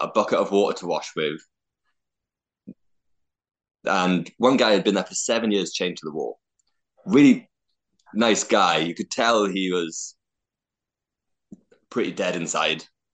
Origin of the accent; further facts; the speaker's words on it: United Kingdom; I'm British and I'm white